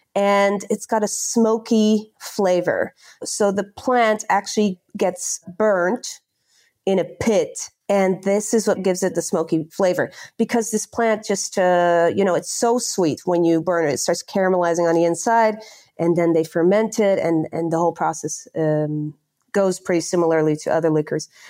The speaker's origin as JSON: {"language": "English", "area": "near The Hague", "region": "South Holland", "country": "Netherlands", "tie": "born or raised there", "also_born_or_lived": "Barcelona, Spain / London, United Kingdom", "second_language": "English", "moved": "as an adult", "said": "I'm from a shitty town close to The Hague"}